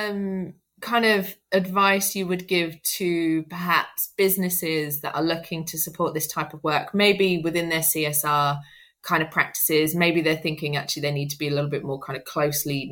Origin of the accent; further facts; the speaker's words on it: Midlands, United Kingdom; first language English; now in London, United Kingdom; I'm from the Midlands originally